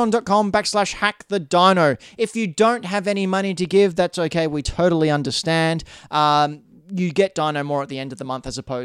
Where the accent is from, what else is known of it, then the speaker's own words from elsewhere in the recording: Australia; We're from Australia, by the way.